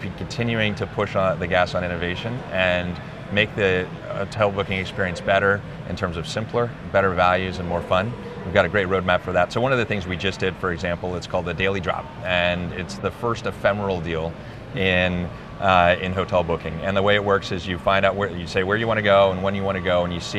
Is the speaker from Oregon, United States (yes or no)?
no; Charlottesville, Virginia, United States; I grew up in Charlottesville, Virginia